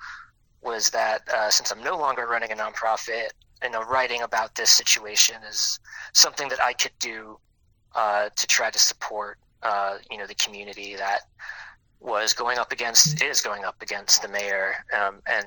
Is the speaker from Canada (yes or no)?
no; New Orleans, Louisiana, United States; I am born and raised here